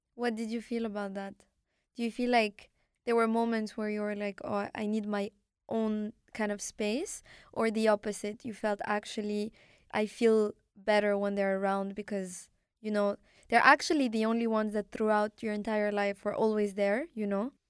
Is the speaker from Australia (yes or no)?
no; Morocco; first language Arabic; English is a second language; moved away; also born or lived in Canada; I was born in Morocco